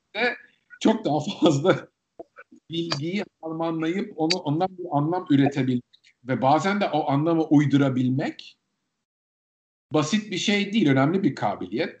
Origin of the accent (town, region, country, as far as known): Turkey; moved away